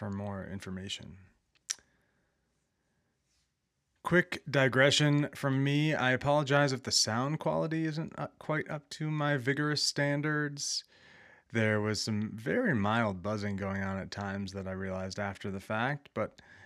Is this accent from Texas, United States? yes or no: no; outside of Minneapolis, Minnesota, United States; where I grew up outside of Minneapolis